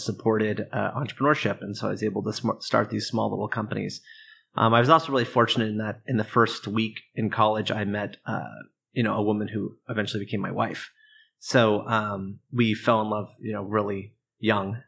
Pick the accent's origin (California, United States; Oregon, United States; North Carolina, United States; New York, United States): Oregon, United States; I grew up in Oregon, um, in a, in a small town outside of Portland